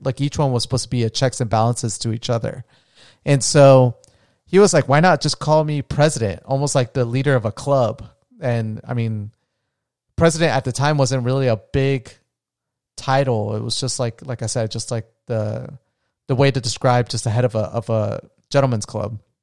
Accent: United States; I'm very proud of being an American.

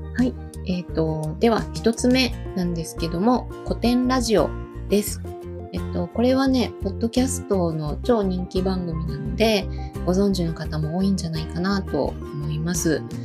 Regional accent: Osaka, Japan; 私も大阪出身なので

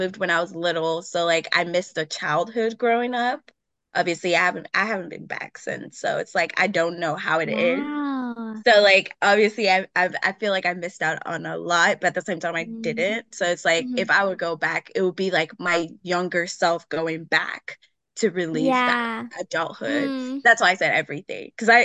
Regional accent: Nigeria; now in Milwaukee, United States; Growing up in Nigeria

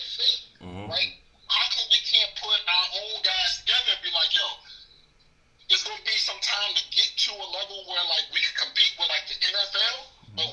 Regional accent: Miami, Florida, United States; now in New York, United States; I'm not from New York. I'm from Miami, born and raised. I'm a Florida boy. I'm living in New York right now.

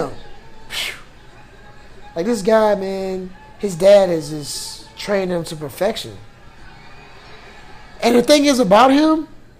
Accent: United States; I'm American.

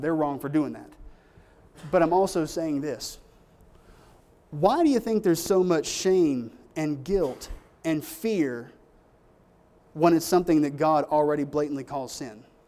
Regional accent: United States; I'm an American. That's my country

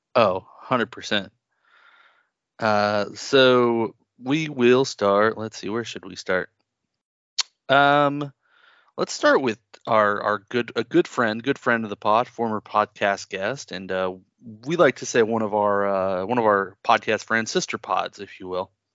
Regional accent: the South, United States; accent: southern; somebody who's here in the South and they've got an accent, I'll hear my accent start to come out

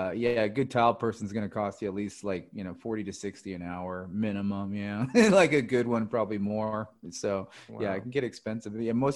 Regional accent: Santa Barbara, California, United States; here in my hometown in Santa Barbara.

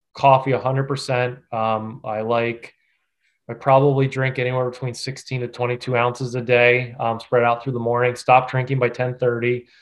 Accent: Lancaster County, Pennsylvania, United States; I was born and raised in Lancaster County

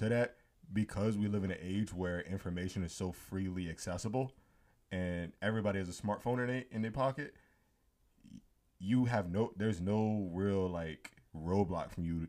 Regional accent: United States; as Americans

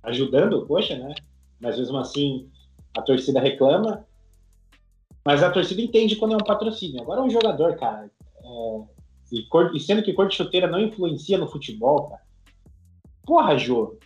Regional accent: Brazil; sou do Brasil

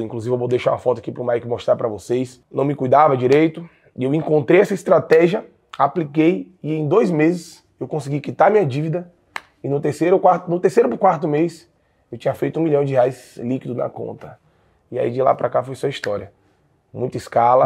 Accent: Jequié, Bahia, Brazil; eu sou natural de uma cidade interior da Bahia, é, chamada Jequié

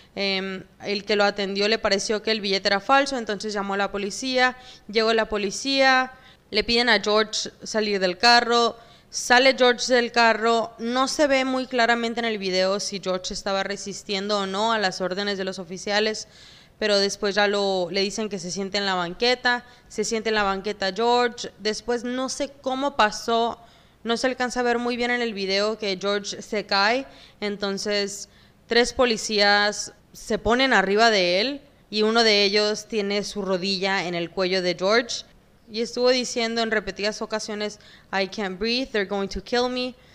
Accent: Sonora, Mexico; also born or lived in Mexico City; los mexicanos venimos de todos los colores habidos y por haber

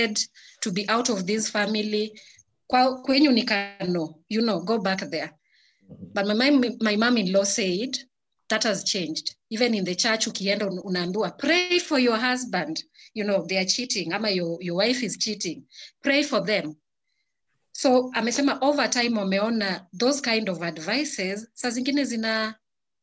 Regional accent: Kenya; as Africans, as a Kenyan woman

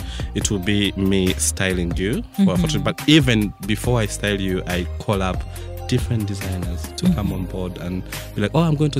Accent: Mukono, Central Region, Uganda; I was born in Mukono, I was raised in Mukono. I went to school, my primary schools were in Mukono.

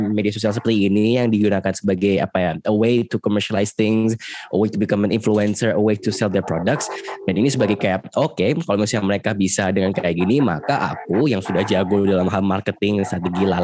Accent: Special Region of Yogyakarta, Indonesia; aku bukan orang Jakarta aku tidak merasakannya

